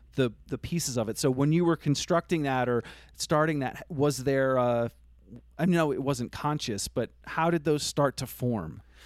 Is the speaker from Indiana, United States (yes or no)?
no; Vermont, United States; I grew up in Vermont